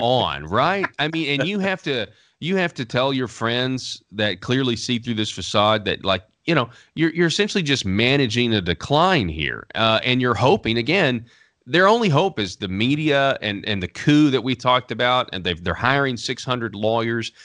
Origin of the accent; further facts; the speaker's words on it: Arkansas, United States; born and raised in Arkansas